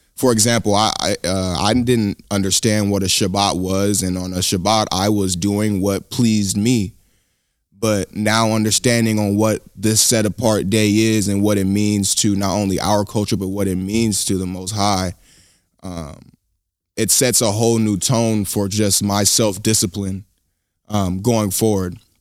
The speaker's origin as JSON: {"language": "English", "town": "Sacramento", "region": "California", "country": "United States", "tie": "born or raised there", "said": "growing up in Sacramento, um, you know, most of the education system is teaching you that all you really come from is slavery."}